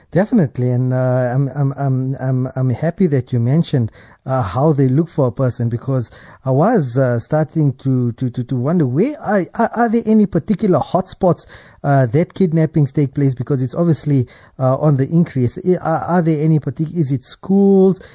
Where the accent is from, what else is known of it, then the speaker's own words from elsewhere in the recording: South Africa; for us as South Africans